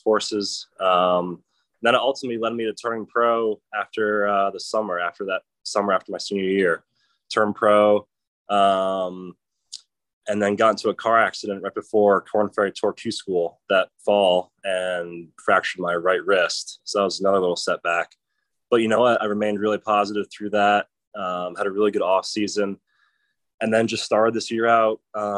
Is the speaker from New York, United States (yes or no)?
no; Providence, Rhode Island, United States; I was raised in Providence, Rhode Island